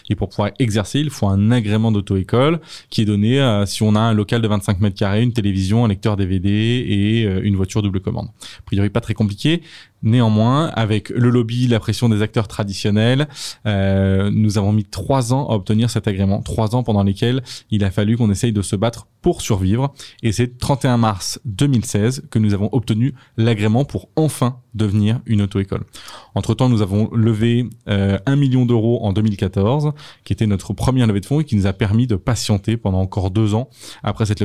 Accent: Châteauroux, Centre-Val de Loire, France; born there; Moi, je suis né à Châteauroux et j'ai passé mon permis à Châteauroux.

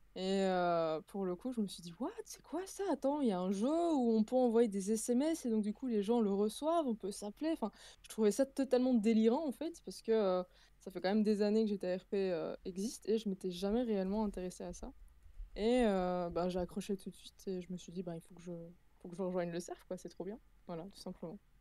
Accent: Belgium; je suis belge

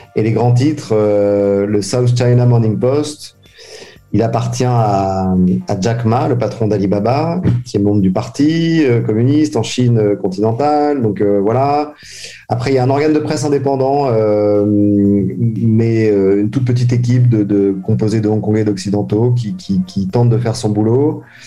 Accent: France; now in Hong Kong; si j'étais resté en France

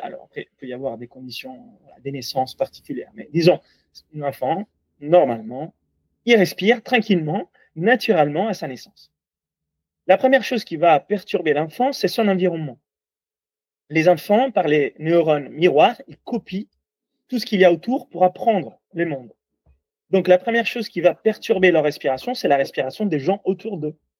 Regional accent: Italy; accent: Italian; French is a second language; moved away; comme vous entendez de mon accent, je suis toulousain, ah non non, italien.

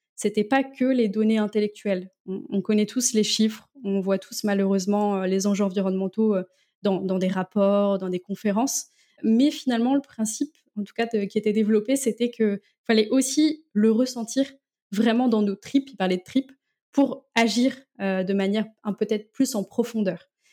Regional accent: Landerneau, Brittany, France; moved away as an adult; now in Rennes, France; je suis originaire du Finistère

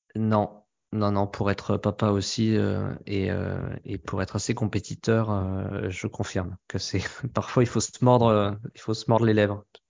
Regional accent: France; en tant que Français

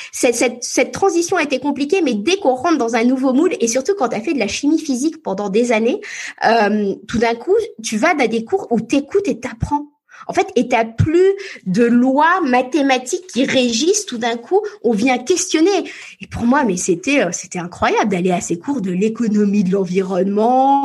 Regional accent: France; also born or lived in Paris / Cotentin, Normandy; j'ai grandi entre Paris et la Normandie

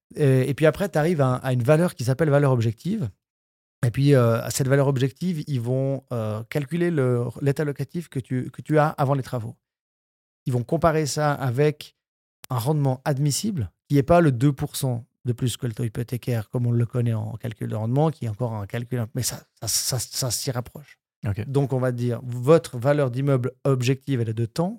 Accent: Switzerland; la broie pour donner ma région d'origine

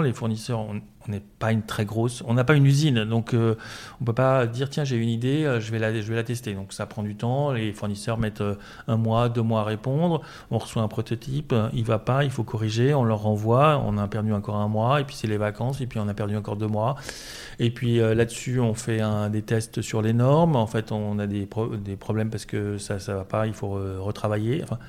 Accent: Paris, Île-de-France, France; je suis parisien

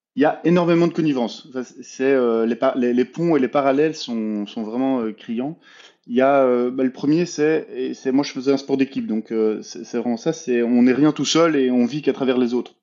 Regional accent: Belgium; moi je suis belge, j'ai 33 ans

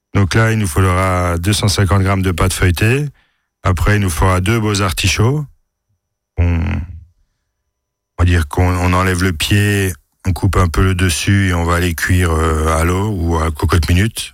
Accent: France; Chez nous, en France

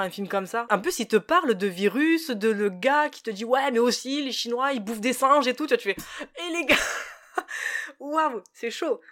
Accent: France; en tant que français

